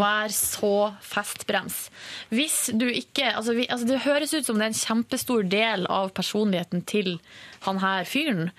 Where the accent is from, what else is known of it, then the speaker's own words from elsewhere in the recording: Hamarøy, Nordland, Norway; moved away; har vi hjemme på Hamarøy, sa familien min, en hund som heter Tussi